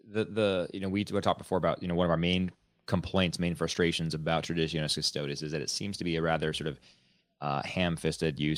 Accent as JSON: {"language": "English", "country": "United States", "said": "as an American Catholic"}